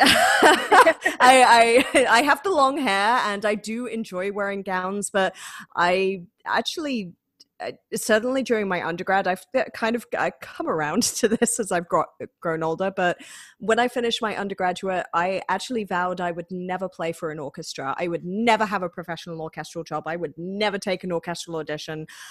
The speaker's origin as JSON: {"language": "English", "town": "Manchester", "region": "North West England", "country": "United Kingdom", "accent": "northern twang", "moved": "as an adult", "lives_now": "Rochester, United States", "said": "I am originally from Manchester in the United Kingdom, but I've been living in America for nearly eight years at this point"}